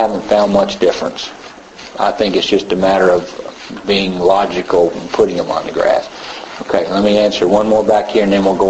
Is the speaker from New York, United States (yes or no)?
no; Tennessee, United States